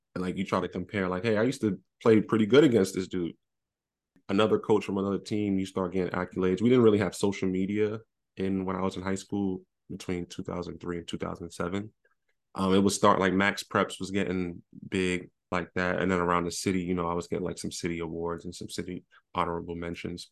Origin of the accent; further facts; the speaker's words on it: New York City, New York, United States; moved away; I'm from Brooklyn.